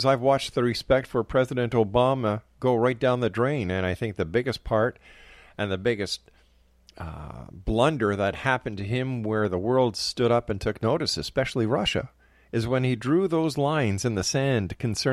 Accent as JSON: {"language": "English", "country": "Canada", "said": "as a Canadian"}